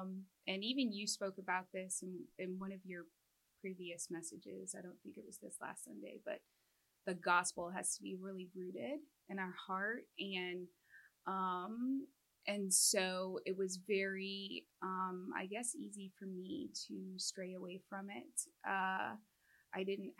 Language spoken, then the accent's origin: English; Midwest, United States; I am a Midwesterner, born and raised.